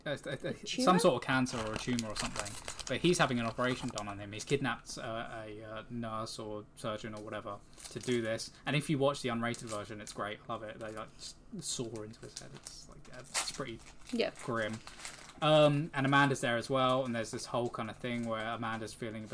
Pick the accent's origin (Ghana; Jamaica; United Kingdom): United Kingdom; England; We are from England. Yep. Folkestone, Kent.